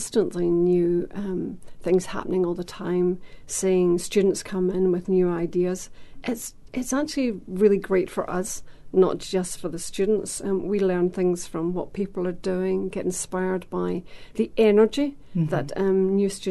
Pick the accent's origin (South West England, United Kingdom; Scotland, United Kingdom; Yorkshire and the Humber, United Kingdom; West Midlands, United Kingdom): Scotland, United Kingdom; moved away as an adult; now in New Zealand; I come from Scotland, although I'm married to a Kiwi.